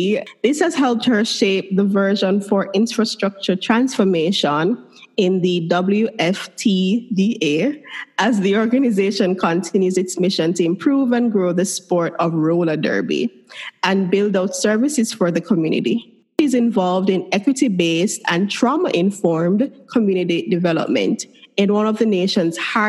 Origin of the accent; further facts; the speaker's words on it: Kingston, Jamaica; I grew up in Kingston, so I'm a city girl